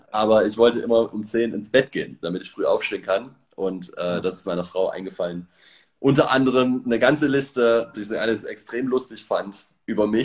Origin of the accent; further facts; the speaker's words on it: Leipzig, Saxony, Germany; Also ich äh, bin im Osten aufgewachsen in der DDR, in Leipzig und äh, habe mit Gott gar nichts zu tun gehabt.